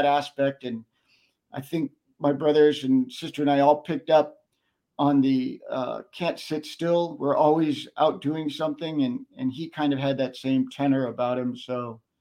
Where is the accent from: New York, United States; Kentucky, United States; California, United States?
California, United States; Covina; also born or lived in Westerly, Rhode Island / Connecticut; that was the formative growing up years, was in Covina, California, at the San Gabriel Valley, right up against the mountains.